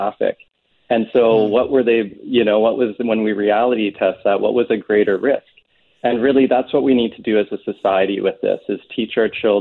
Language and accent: English; Canada; living in Canada and being a Canadian